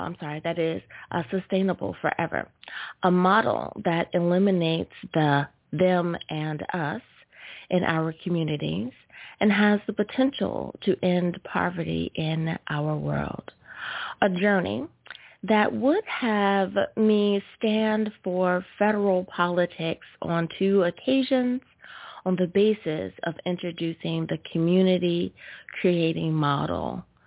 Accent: United States; my home country. Woo! Thank you, USA

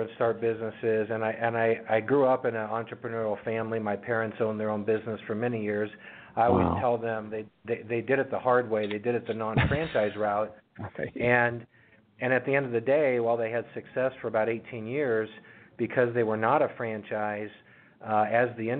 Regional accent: California, United States; also born or lived in Houston, Texas; now in Lakewood, United States; I was born and raised in California, and we just moved here from Houston about 6 months ago.

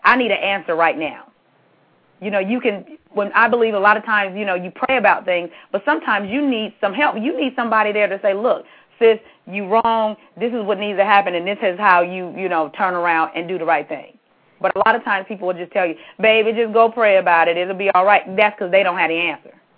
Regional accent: California, United States; I'm from California and I went to school

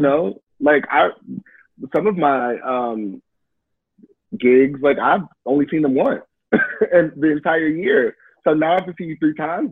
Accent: Detroit, Michigan, United States; moved away; I'm from Detroit. My family's from Detroit

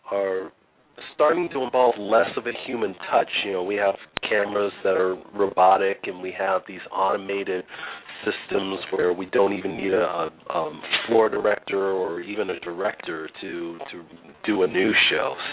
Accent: Los Angeles, California, United States; I was raised by a couple of teachers in a lovely uh, suburban neighborhood by the beach called Harbor City.

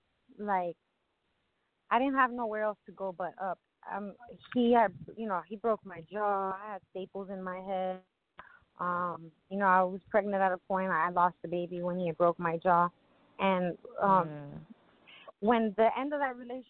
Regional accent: Miami, Florida, United States; I'm from Miami originally, born and raised

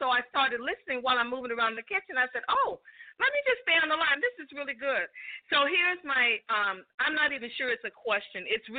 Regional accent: the South, United States; Listen, I'm from the South

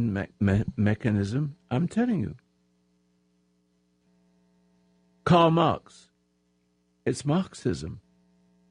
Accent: England, United Kingdom; now in United States; I was born in England

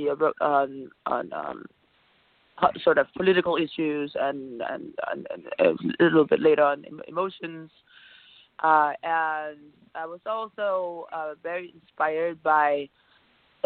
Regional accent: Copenhagen, Capital Region of Denmark, Denmark; English is a second language; moved away as an adult; also born or lived in United States / Australia; now in Miami, United States; I was born in Copenhagen, as you might have guessed, if you can hear my accent, in Scandinavia. And I grew up in Copenhagen

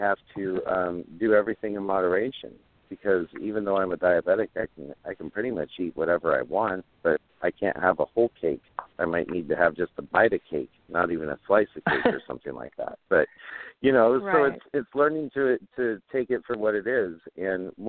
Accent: Oregon, United States; I grew up in Oregon. I'm a third-generation homesteader

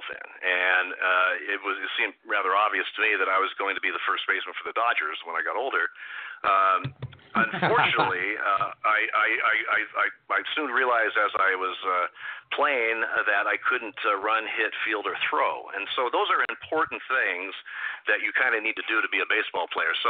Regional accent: Eugene, Oregon, United States; I grew up in Eugene, Oregon

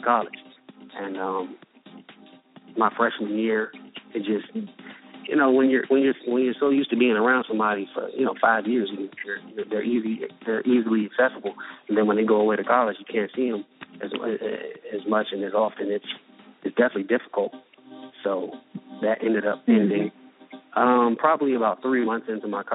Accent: Washington, District of Columbia, United States; moved away as an adult; I'm originally from Washington, D.C.

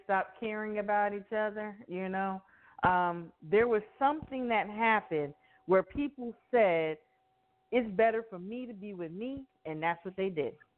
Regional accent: Miami, Florida, United States; growing up in Miami, I grew up around a lot of different nationalities

